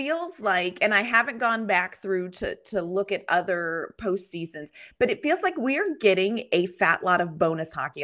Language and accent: English; Nashville, Tennessee, United States; I'm from Nashville